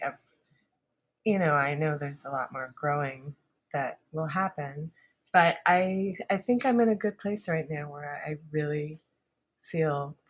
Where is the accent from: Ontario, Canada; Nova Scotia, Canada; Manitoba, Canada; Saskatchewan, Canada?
Nova Scotia, Canada; Halifax; when I was growing up in Halifax